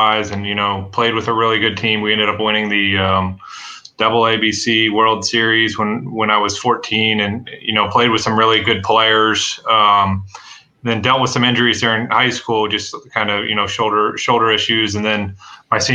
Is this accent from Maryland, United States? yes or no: yes; Ellicott City, Maryland, United States; also born or lived in Dallas, Texas; I grew up outside of Baltimore in Ellicott City, and went to high school in Baltimore at Mount St. Joe